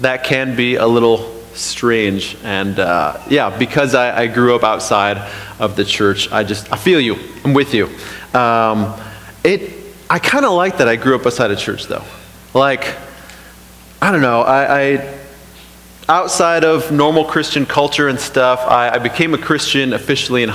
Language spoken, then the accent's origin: English; Toledo, Ohio, United States; I grew up in Toledo, grew up outside the church